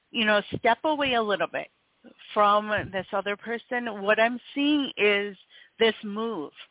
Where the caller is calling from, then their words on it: North Carolina, United States; I'm actually calling from uh, North Carolina.